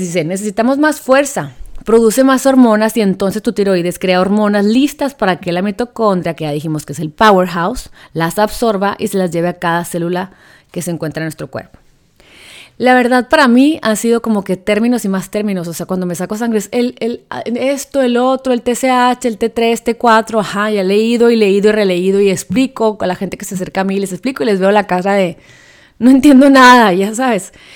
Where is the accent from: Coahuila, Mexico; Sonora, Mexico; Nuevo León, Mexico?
Sonora, Mexico; soy sonorense